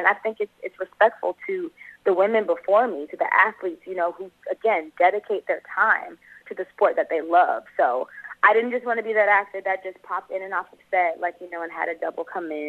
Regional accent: Los Angeles, California, United States; also born or lived in Atlanta; I grew up in South Central L.A., born and raised here.

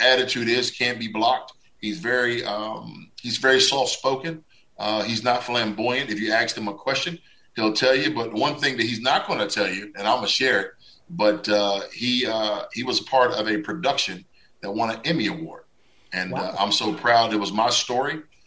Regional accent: Washington, United States; my hometown Washington uh, uh Redskins

